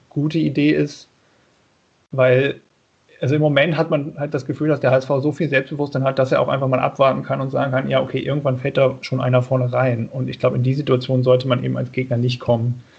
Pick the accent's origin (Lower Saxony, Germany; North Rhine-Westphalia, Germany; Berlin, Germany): Lower Saxony, Germany; now in Bonn, Germany; ich komme eigentlich aus Niedersachsen.